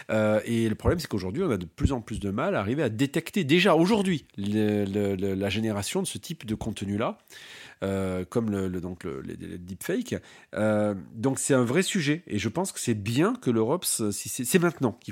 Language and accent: French; France